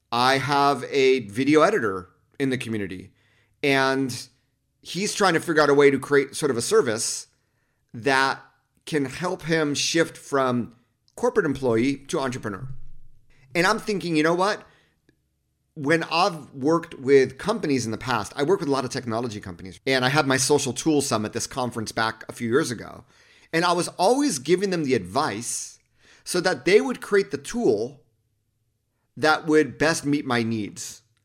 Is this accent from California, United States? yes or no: yes; Los Angeles County, California, United States; When I grew up in Los Angeles County, two one three was actually our area code